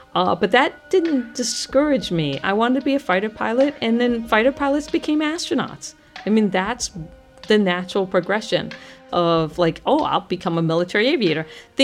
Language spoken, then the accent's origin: English; Guam; I was born on Guam because my father was working at the NASA tracking station during the Apollo missions.